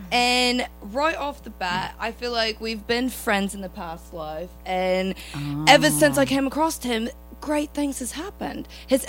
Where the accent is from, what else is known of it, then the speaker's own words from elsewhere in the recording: Leeds, Yorkshire and the Humber, United Kingdom; accent: UK; I'm from Leeds.